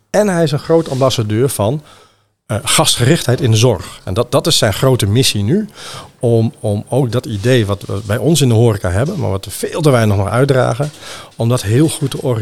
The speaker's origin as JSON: {"language": "Dutch", "region": "Randstad", "country": "Netherlands", "said": "Ik kom zelf uit de Randstad."}